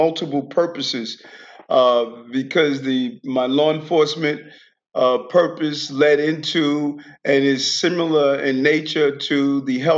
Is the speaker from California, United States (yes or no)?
no; New York City, New York, United States; also born or lived in Queens; I grew up in, I was born in Brownsville, Brooklyn